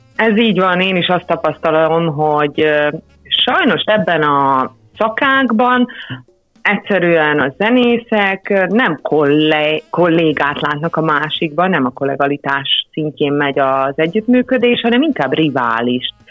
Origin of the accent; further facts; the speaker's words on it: Upper Hungary, Felvidék, Slovakia; mi, mint felvidéki zenészek